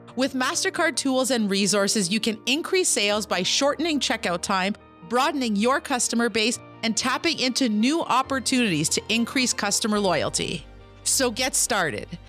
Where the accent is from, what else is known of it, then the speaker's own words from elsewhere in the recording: Kitigan Zibi, Quebec, Canada; I'm an entrepreneur from Kitigan, Zibi, and Anishinaabe.